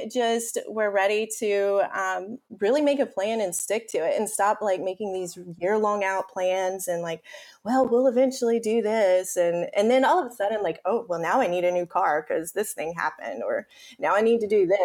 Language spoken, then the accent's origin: English; Spartanburg, South Carolina, United States; moved away as an adult; now in Prague, Czech Republic; I'm from South Carolina, a city called Spartanburg. It's in the Spartanburg-Greenville upstate area, and I've pretty much lived there my entire life